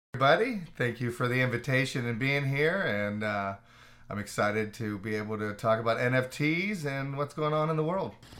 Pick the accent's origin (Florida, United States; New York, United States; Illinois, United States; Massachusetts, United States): Florida, United States; Orlando; also born or lived in Fairmont, West Virginia; grew up in Orlando, basically, so finished out my elementary, uh, middle and high school there